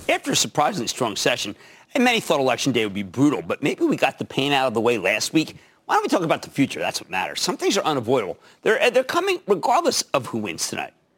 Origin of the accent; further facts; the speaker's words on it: Pennsylvania, United States; my home state, Pennsylvania